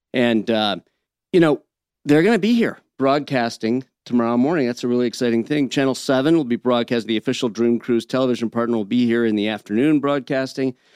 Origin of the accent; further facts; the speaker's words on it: Flint, Michigan, United States; moved away; also born or lived in Birmingham, Michigan; I grew up originally in Flint